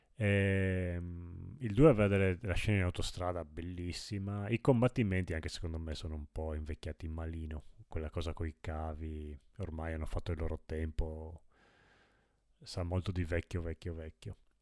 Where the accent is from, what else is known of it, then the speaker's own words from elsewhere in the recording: Friuli-Venezia Giulia, Italy; sono friulano, io